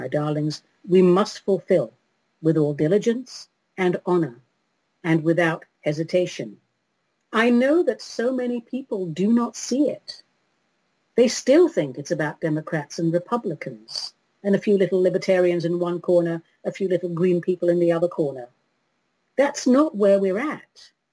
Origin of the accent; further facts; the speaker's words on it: London, United Kingdom; London, my hometown.